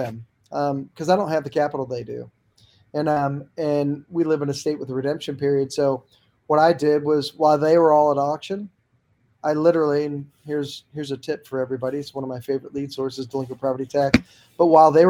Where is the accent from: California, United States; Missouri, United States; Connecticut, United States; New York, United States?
Missouri, United States; St. Louis; in my hometown of St. Louis